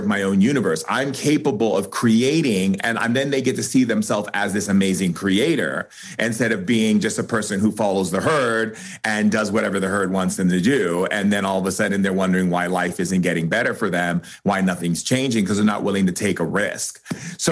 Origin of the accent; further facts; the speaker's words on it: United States; I'm an American writer